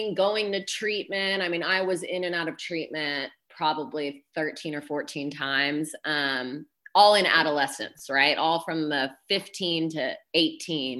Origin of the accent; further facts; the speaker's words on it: Dallas, Texas, United States; I am from Dallas, Texas